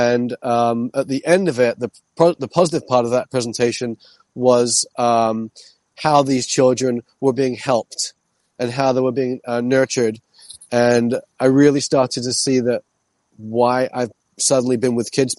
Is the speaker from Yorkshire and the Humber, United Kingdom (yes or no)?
no; London, United Kingdom; moved away; also born or lived in New York City; I'm from London originally.